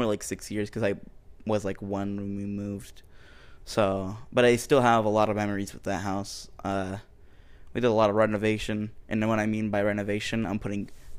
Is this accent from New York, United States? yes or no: no; Ohio, United States; And I was born in Ohio, so I'm an Ohio boy.